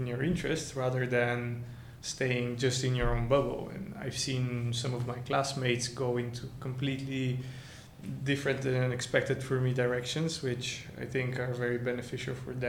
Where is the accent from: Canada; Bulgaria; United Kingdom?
Bulgaria; moved away as an adult; I come from Bulgaria, from an applied arts high school